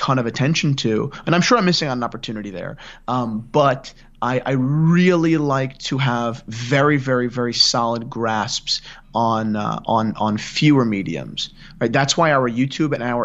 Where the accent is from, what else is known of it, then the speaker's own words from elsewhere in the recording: near Gary Vaynerchuk's wine shop, New Jersey, United States; I grew up 15 minutes from Gary's wine shop